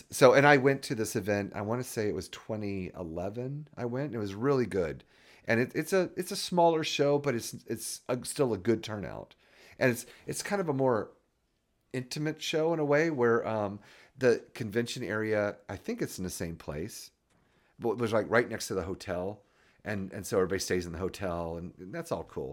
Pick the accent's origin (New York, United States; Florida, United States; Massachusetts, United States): Florida, United States; moved away; also born or lived in Hampton, Virginia; I was born and raised in Florida